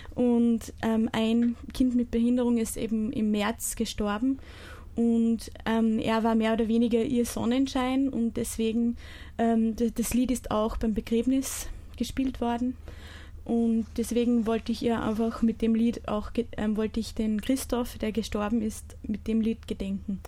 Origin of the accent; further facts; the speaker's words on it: Bischofshofen, Salzburg, Austria; bin aus Bischofshofen